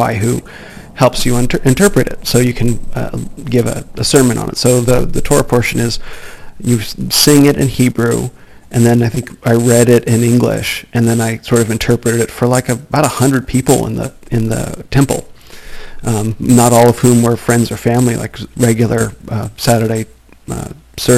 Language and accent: English; Phoenix, Arizona, United States; I was born in Phoenix, where I live now